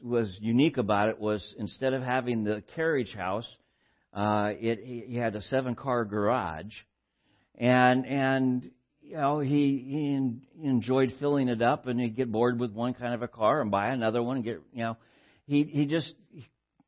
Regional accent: Southern California, United States; born or raised there

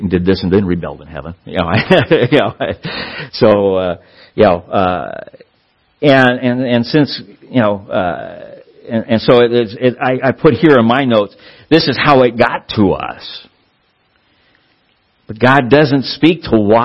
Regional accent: Southern California, United States; I grew up in Southern California.

